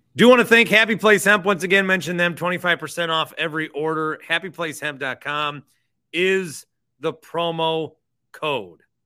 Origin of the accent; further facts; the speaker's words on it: Fond du Lac, Wisconsin, United States; I'm from Fond du Lac, Wisconsin